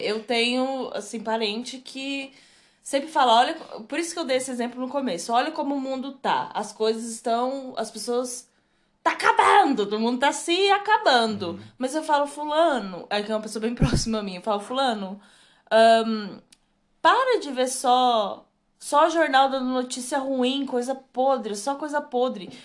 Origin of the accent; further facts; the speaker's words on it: Brazil; a gente é brasileira